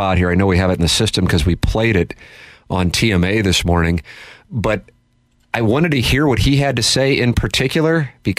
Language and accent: English; St. Louis, Missouri, United States; I'm from South City